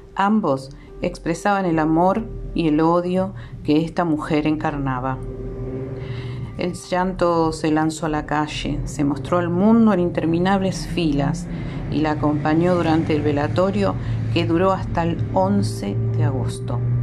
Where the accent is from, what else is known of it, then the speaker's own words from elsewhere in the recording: Argentina; una mujer hija de obreros de este país